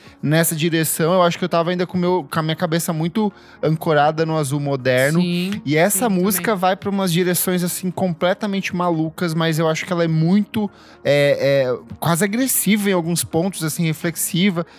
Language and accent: Portuguese; Itaipulândia, Paraná, Brazil; moved away; eu cresci em Itaipulândia ali, é um município que fica a uma hora de Foz do Iguaçu